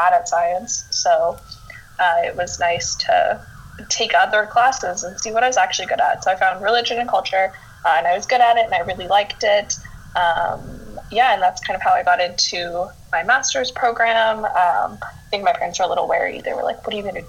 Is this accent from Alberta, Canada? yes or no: no; Winnipeg, Manitoba, Canada; moved away as an adult; now in Hamilton, Canada; born and raised in Winnipeg, which is central Canada, but I've been living in Hamilton, which is about 40 minutes from Toronto.